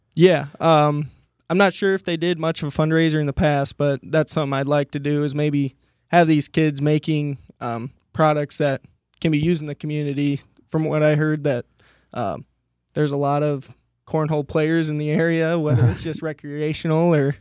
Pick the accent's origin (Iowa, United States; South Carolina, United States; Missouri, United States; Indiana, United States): Iowa, United States; Monticello; originally, I'm from Monticello, Iowa, which is about an hour and a half east of here